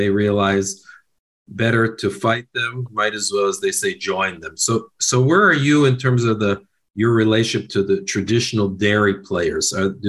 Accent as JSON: {"language": "English", "country": "United States", "tie": "born or raised there", "said": "I grew up, of course, in the United States. That's obvious from my accent."}